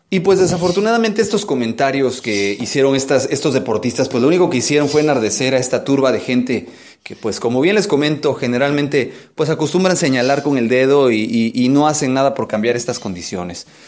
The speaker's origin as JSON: {"language": "Spanish", "country": "Mexico", "said": "nosotros como mexicanos"}